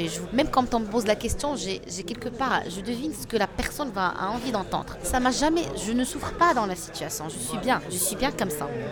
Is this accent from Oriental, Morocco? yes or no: no; Fez, Fès-Meknès, Morocco; now in Rabat, Morocco; On a grandi à Fès